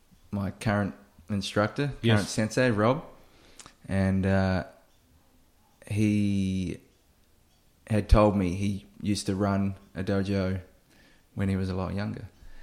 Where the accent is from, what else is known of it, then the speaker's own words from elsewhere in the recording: New Zealand; moved away as an adult; now in Australia; I am originally from New Zealand